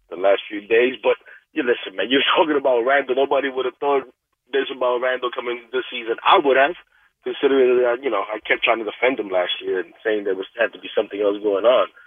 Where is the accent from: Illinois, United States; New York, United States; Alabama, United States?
New York, United States; I'm from New York.